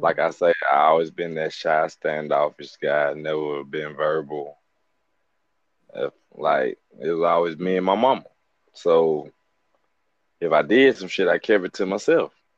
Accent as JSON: {"language": "English", "town": "Birmingham", "region": "Alabama", "country": "United States", "tie": "born or raised there", "said": "I'm from Birmingham, Alabama, from the west side"}